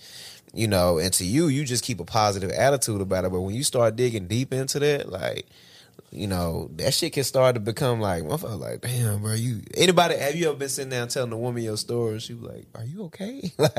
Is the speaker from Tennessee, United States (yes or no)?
yes; Tennessee, United States; when you say I'm from West Tennessee or what that mean, like, you know.